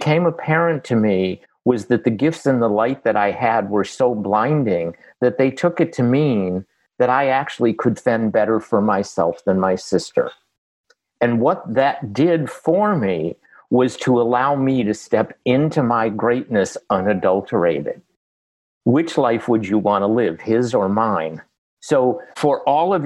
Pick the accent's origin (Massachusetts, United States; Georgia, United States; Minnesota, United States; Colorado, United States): Massachusetts, United States; Boston; I'm from Boston